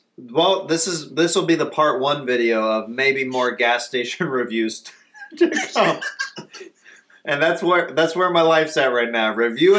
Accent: Kansas City, United States; I'm from Kansas City. Quick Trip is our ultimate gas station there.

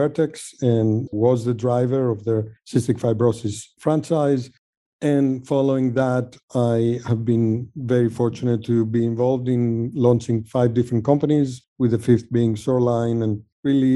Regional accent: Greece; moved away as an adult; also born or lived in Sweden; now in United States; I grew up in Greece

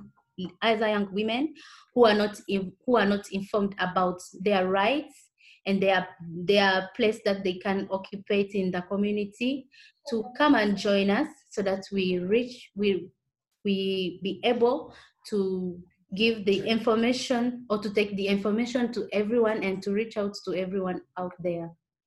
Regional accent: Goma, North Kivu, DR Congo; And we are from Goma

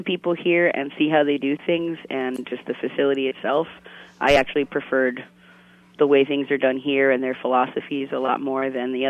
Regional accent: Northeast Ohio, United States; moved away as an adult; now in Florida, United States; I grew up actually in Northeast Ohio. I moved down here a little bit after college when my sister went to school down here.

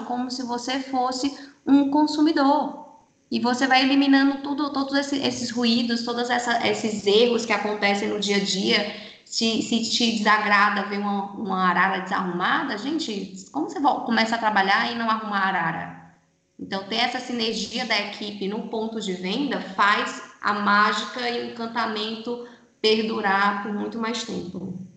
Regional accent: Fortaleza, Ceará, Brazil; moved away as an adult; Eu, eu, sou de Fortaleza, né? Estou aqui há 13 anos

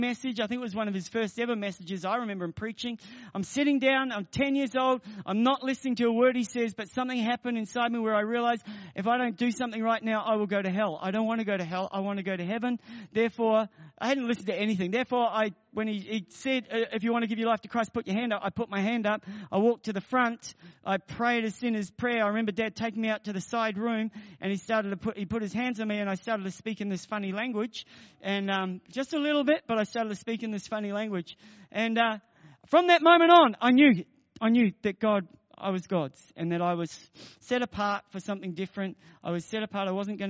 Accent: Marton, Manawatū-Whanganui, New Zealand; now in Melbourne, Australia; I grew up in New Zealand.

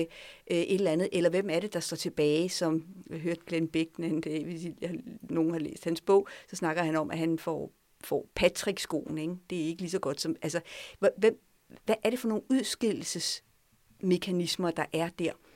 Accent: France; now in Denmark; Jeg voksede op i Frankrig. Jeg er gået i fransk skole i mange år

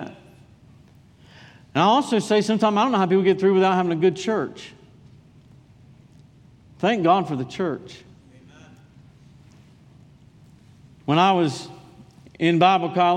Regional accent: Durham, North Carolina, United States; moved away as an adult; I was from Durham.

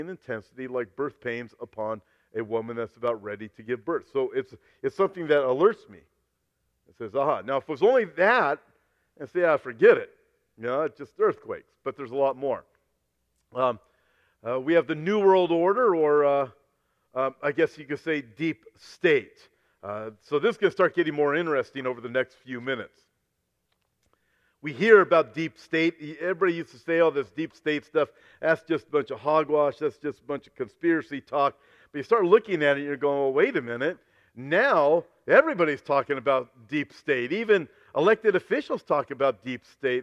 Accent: Los Angeles, California, United States; I was born in Los Angeles. I've never lived outside of Southern California

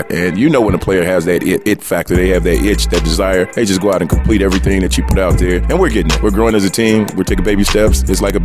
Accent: Chicago, Illinois, United States; also born or lived in Missouri; I grew up in Ida B. Wells

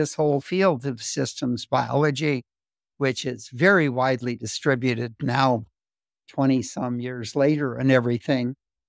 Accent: Missoula, Montana, United States; I was born in Missoula, Montana, grew up in Montana, went as an undergraduate to Caltech

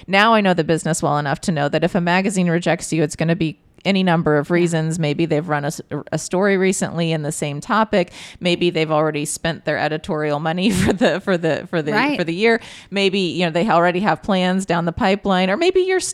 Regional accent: Bloomington, Indiana, United States; I grew up in Bloomington

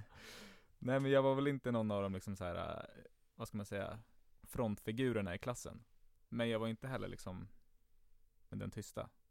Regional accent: Stockholm, Stockholm County, Sweden; jag är uppvuxen i Enskede. Enskede gård närmare bestämt.

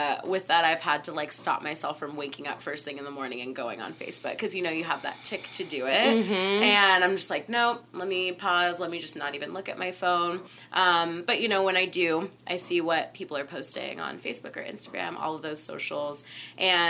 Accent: Southern California, United States; I'm from Southern California, and there's a lot of coyotes

